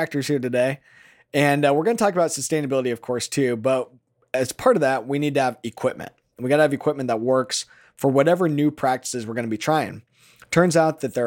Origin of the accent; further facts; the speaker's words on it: Southeast Iowa, United States; I'm a farmer from Southeast Iowa.